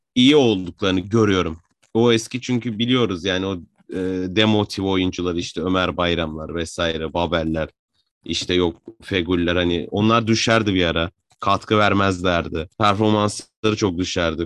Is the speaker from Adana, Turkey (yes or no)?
yes; Adana, Turkey; born or raised there